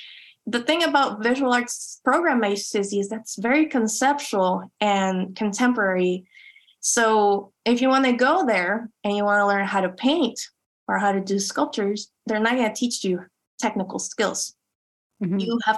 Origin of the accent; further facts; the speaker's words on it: Chula Vista, California, United States; those little objects that reminded me of growing up in Chula Vista, or like what I like to call it, Chula Juana.